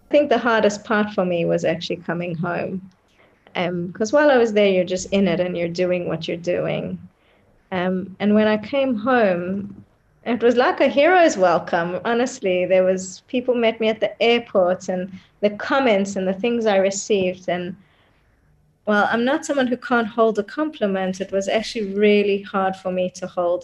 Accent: Australia; moved away as an adult; also born or lived in South Africa; now in Israel; I was born in South Africa, but I grew up in Australia and then moved to Israel in my 20s.

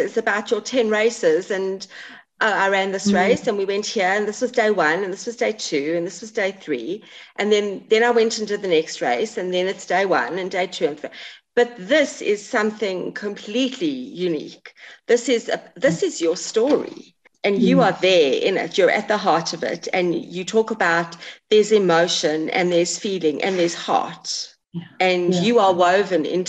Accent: England, United Kingdom; I'm English, so I can say this. I'm from the UK. I was born in England.

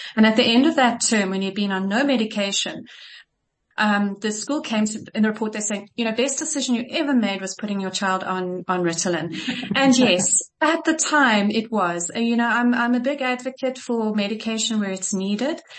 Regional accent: Kitwe, Copperbelt Province, Zambia; I was born in Zambia in Kitwe

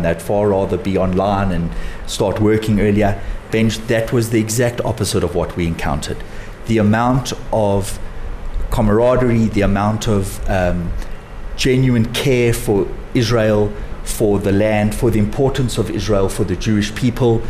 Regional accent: South Africa; as South African Jews

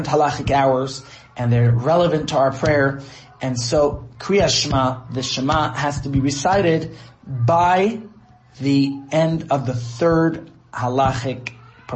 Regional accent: United States; now in Johannesburg, South Africa; That's what I grew up with in the States

